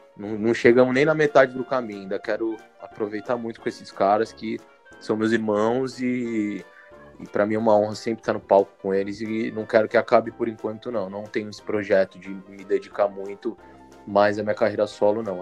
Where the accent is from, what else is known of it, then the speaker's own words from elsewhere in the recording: São Paulo, Brazil; also born or lived in Belo Horizonte; eu sou de São Paulo, mas quando fiz 17 anos eu fui para Belo Horizonte, e eu voltei de Belo Horizonte casado e com uma filha